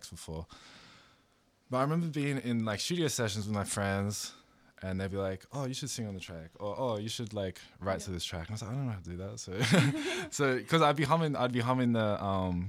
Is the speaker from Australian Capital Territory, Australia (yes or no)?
yes; Canberra, Australian Capital Territory, Australia; now in Melbourne, Australia; we're both from Canberra.